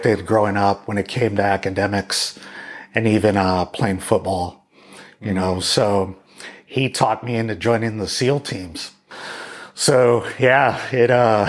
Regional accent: Boerne, Texas, United States; also born or lived in San Antonio, Texas; I was born in San Antonio to us locals, but San Antonio, Texas to everybody else. And raised in Bernie, Texas

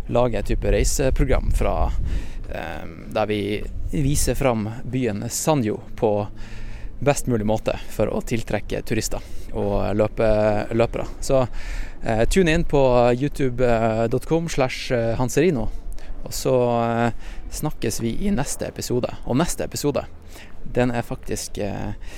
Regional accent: Norway; som nordmenn

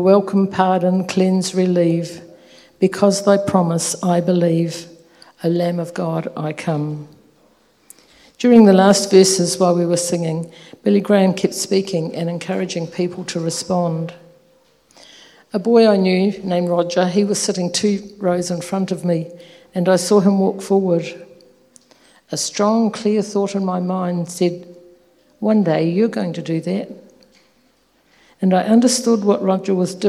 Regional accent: Nelson, New Zealand; also born or lived in Whanganui; I was born in Whanganui, the birthplace of my father, and my mother's roots are in Nelson. Our family moved there when I was 4 years old, and I spent my childhood and teenage years there.

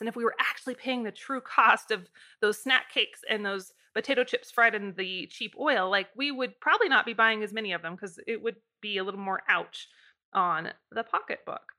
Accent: Idaho, United States; I'm from Idaho

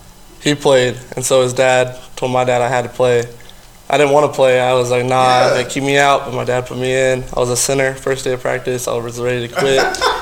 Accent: Edmond, Oklahoma, United States; I'm from Edmond, Oklahoma.

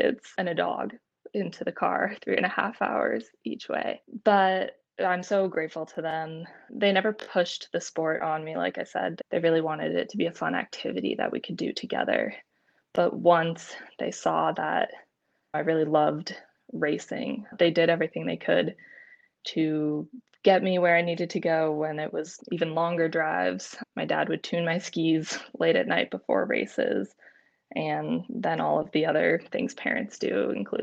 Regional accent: San Francisco, California, United States; growing up in San Francisco, you don't meet too many professional skiers or real ski racers, but I grew up with 3 other siblings

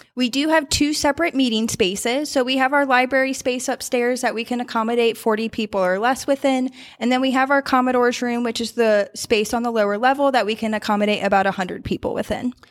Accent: Warrenton, Virginia, United States; moved away as an adult; now in Charlotte, United States; I grew up in the Northern Virginia area.

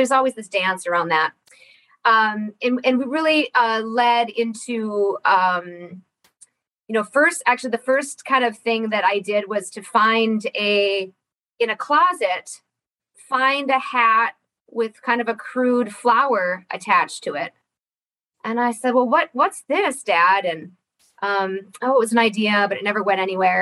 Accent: Ironwood, Michigan, United States; I was born and raised here in Ironwood. So I'm a Uper kid

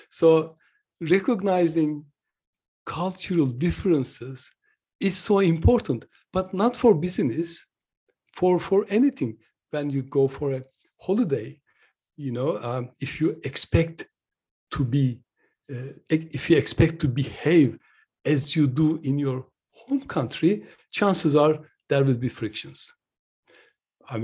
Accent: Turkey; now in United Kingdom; I'm originally from Turkey, but I've been living and working in the UK for nearly 46 years.

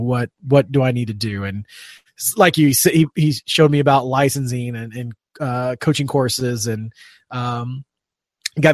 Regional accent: Indiana, United States; I grew up in Indiana

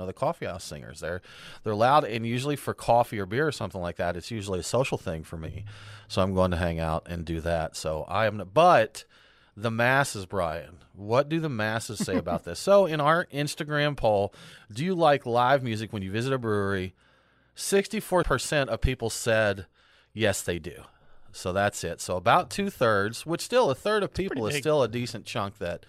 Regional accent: Woodstock, Georgia, United States; which they're their home is in my hometown, Woodstock, Georgia.

